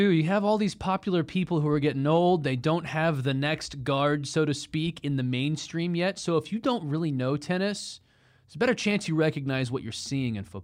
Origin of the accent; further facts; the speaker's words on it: Texas, United States; from Texas, not offended.